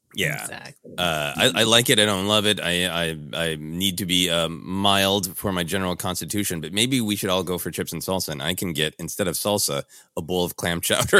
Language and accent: English; Midwest, United States; accent: Midwestern; my loud Midwestern accent.